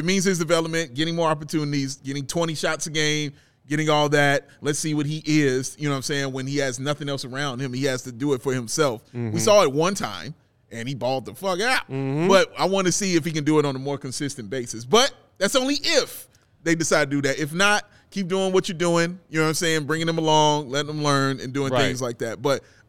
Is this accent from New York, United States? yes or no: no; North Carolina, United States; I'm from North Carolina, brother. I just came out of here.